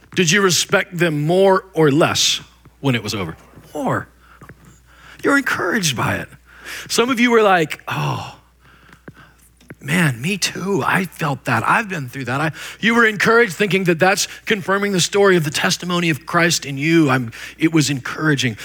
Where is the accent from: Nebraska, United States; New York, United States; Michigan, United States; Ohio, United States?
Nebraska, United States; moved away; I was just a white trash kid from middle of nowhere, Nebraska